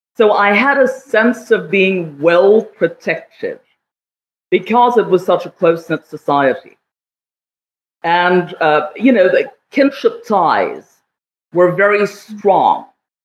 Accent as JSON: {"language": "English", "region": "Jammu and Kashmir", "country": "India", "tie": "born or raised there", "said": "I was raised in Kashmir in the 1970s and the 1980s."}